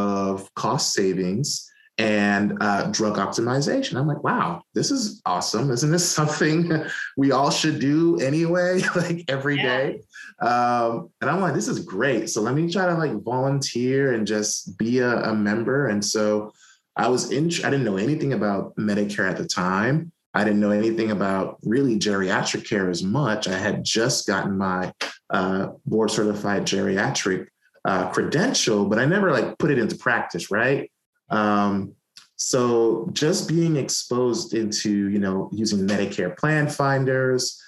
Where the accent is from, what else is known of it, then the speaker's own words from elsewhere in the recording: New York City, New York, United States; also born or lived in Atlanta, Georgia; now in North Carolina, United States; we grew up in Brooklyn